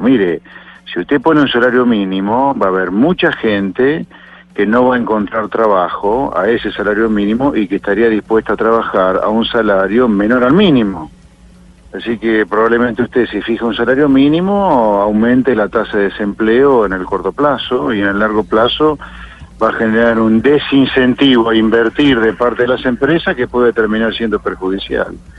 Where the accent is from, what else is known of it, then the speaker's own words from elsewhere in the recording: Argentina; Acá en Argentina